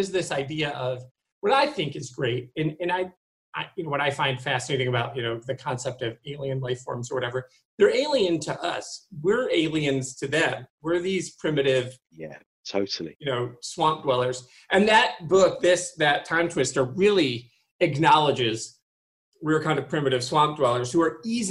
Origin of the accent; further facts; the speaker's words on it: Michigan, United States; I'm originally from Michigan